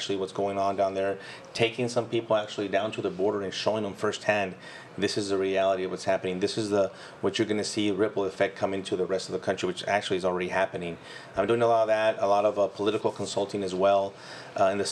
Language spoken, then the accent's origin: English; United States; born or raised there; first language Spanish; English is a second language